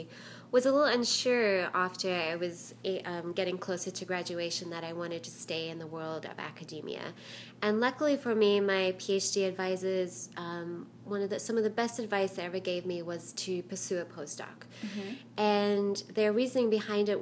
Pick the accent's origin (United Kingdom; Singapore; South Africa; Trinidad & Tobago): South Africa; moved away as an adult; now in United States; I was actually born and raised in South Africa. I immigrated with my parents to the United States when I was 18